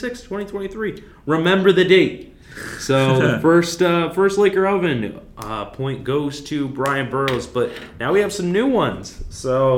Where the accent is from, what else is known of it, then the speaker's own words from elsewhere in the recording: Albany, New York, United States; up at Oneonta right near my hometown in Albany